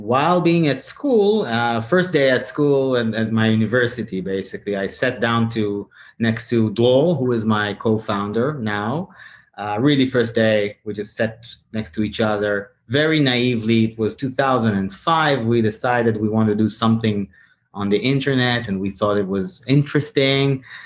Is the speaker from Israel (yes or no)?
yes; Tel Aviv, Tel Aviv District, Israel; my hometown is Tel Aviv